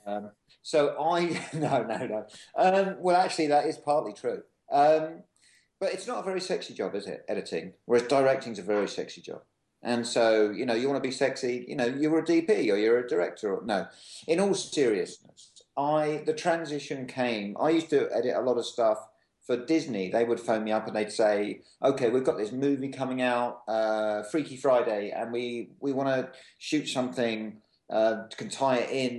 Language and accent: English; England, United Kingdom; moved away; I'm from England